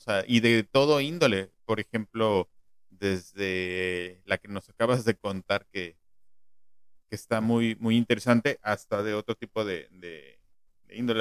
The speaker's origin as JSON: {"language": "Spanish", "region": "Mexico City", "country": "Mexico", "tie": "born or raised there", "said": "yo nací en la Ciudad de México"}